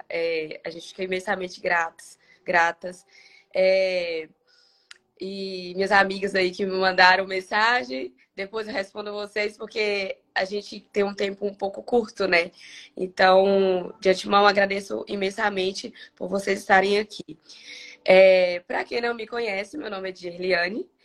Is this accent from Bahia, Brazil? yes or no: yes; Eunápolis, Bahia, Brazil; now in Governador Valadares, Brazil; É, sou da Bahia, sou de Anápolis. Para quem não conhece, Anápolis é próximo a Porto Seguro, uns 30, 40 minutos.